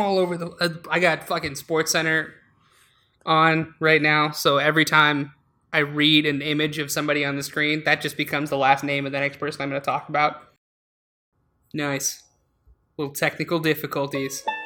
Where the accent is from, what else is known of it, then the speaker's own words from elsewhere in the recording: Alaska, United States; now in Chicago, United States; we're both from Alaska